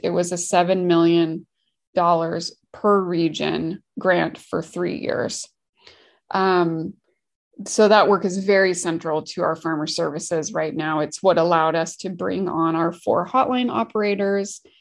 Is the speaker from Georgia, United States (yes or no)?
no; Washington, United States; also born or lived in Oregon / California; I'm from Washington State